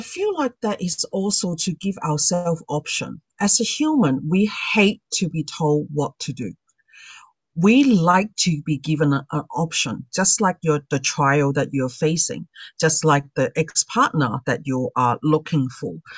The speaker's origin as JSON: {"language": "English", "town": "Sydney", "region": "New South Wales", "country": "Australia", "said": "I'm from Sydney, Australia."}